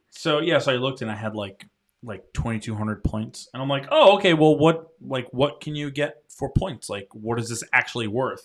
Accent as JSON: {"language": "English", "region": "Rhode Island", "country": "United States", "moved": "yes", "lives_now": "North Carolina, United States", "said": "when I first moved to North Carolina, 'cause I'm from Rhode Island"}